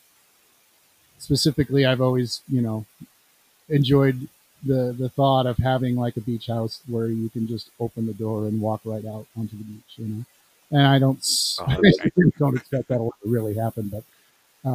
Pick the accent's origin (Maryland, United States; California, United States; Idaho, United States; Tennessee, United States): California, United States; also born or lived in Illinois; now in Rock Island, United States; I live in Illinois, but I was born in California